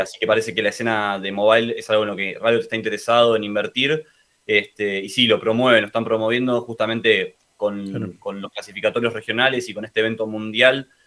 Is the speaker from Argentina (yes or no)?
yes; Argentina; el resto somos de Argentina